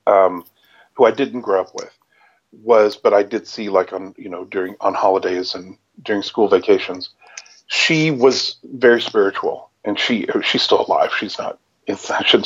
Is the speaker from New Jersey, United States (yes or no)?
no; Lubbock, Texas, United States; I grew up in Lubbock, Texas